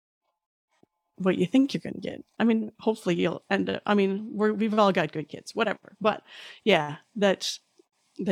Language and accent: English; Canada; as a Canadian